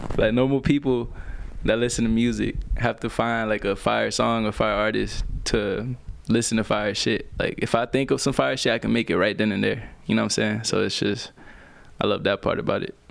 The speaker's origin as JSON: {"language": "English", "town": "Orlando", "region": "Florida", "country": "United States", "tie": "born or raised there", "also_born_or_lived": "Puerto Rico", "said": "I grew up in Orlando, man. I basically went there when I was, like, four years old"}